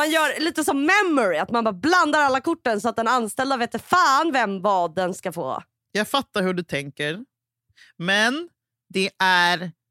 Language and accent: Swedish; Huddinge, Stockholm County, Sweden; jag är {S0} fortfarande en blyg tjej från Huddinge.